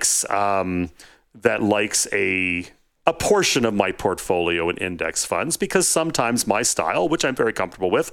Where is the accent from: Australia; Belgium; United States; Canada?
Canada; I'm Canadian. I live just outside of Toronto.